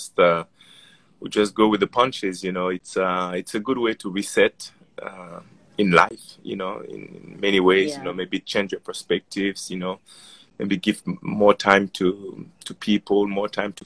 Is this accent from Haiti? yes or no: yes; Haiti; also born or lived in France; now in United States; I grew up in Haiti as a Haitian kid living in France.